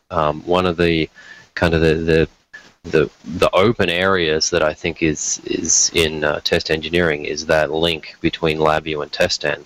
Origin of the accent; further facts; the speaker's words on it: Australia; moved away as an adult; also born or lived in Detroit; now in United States; where I grew up in Australia, it actually snows for about two weeks a year